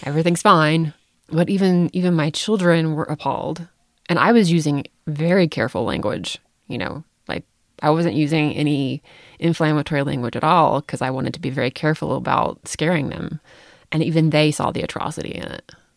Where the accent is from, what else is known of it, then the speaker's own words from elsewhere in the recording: United States; I have to travel abroad as an American.